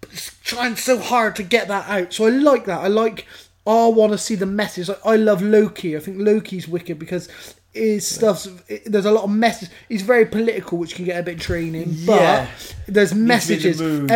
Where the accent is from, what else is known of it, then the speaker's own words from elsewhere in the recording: Bristol, South West England, United Kingdom; We're lucky being from Bristol.